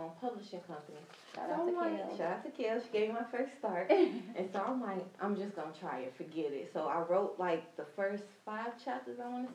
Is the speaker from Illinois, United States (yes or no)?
yes; Chicago, Illinois, United States; now in Houston, United States; And I'm originally from Chicago, Illinois. I grew up on the south side of Chicago.